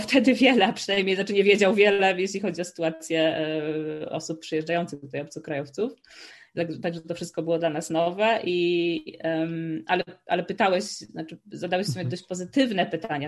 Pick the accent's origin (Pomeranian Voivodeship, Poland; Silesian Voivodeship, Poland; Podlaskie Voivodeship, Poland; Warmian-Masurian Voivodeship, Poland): Pomeranian Voivodeship, Poland; Słupsk; moved away as an adult; also born or lived in Warsaw / Amsterdam / Maastricht; now in Switzerland; nie jestem z Warszawy, jestem ze Słupska